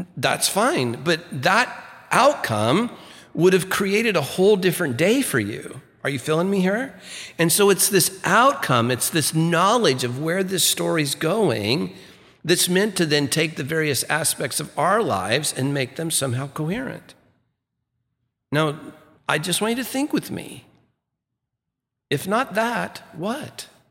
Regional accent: Santa Ana, California, United States; I grew up in First United Methodist Church in Santa Ana, California, you know, downtown Santa Ana there

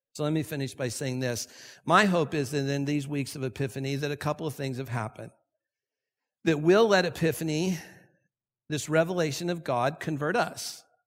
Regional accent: Santa Ana, California, United States; I grew up here in Santa Ana

